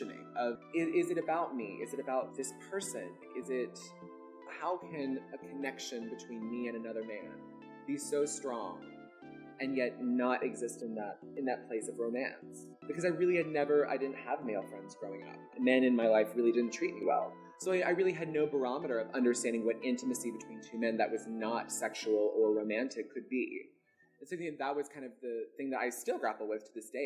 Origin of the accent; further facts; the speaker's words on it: Birmingham, Alabama, United States; growing up in Birmingham, Alabama